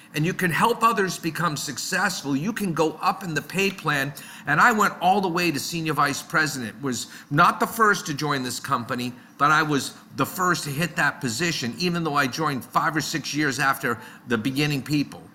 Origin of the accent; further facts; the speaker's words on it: Boston, Massachusetts, United States; also born or lived in Netherlands; I grew up in the Boston area. I still live in this area.